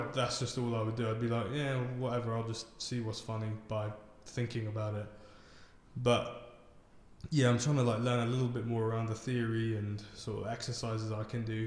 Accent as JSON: {"language": "English", "region": "London", "country": "United Kingdom", "tie": "born or raised there", "also_born_or_lived": "Ealing", "said": "I grew up in Wembley"}